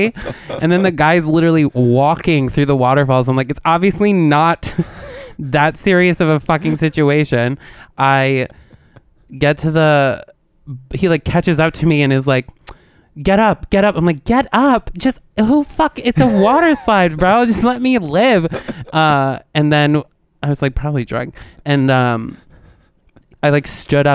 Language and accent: English; New York, United States; We're like from New York.